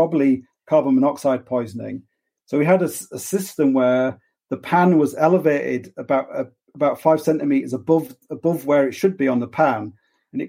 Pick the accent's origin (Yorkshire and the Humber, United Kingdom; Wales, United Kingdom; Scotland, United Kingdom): Yorkshire and the Humber, United Kingdom; Hull; I'm from Hull